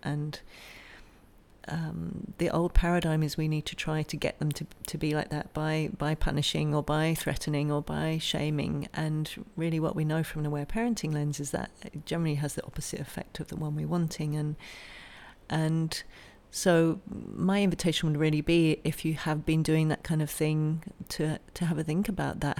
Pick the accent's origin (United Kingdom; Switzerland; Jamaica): United Kingdom; England; now in Australia; I'm from England originally, so in the Northern Hemisphere, very different from where we are now in Australia